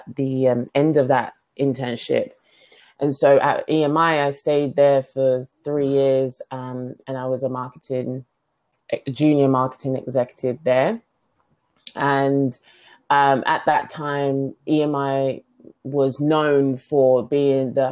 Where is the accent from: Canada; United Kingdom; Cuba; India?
United Kingdom; London; moved away as an adult; also born or lived in New York; now in Silicon Valley, United States; I grew, born, raised in London